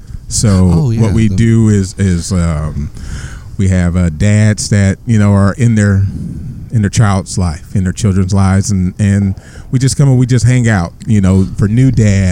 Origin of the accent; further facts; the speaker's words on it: Seaside, California, United States; also born or lived in Sacramento / Long Beach; Yeah, born and raised in Seaside. Went to college down at Long Beach State. I moved to Sacramento for about 3 years. I lived up there so with my father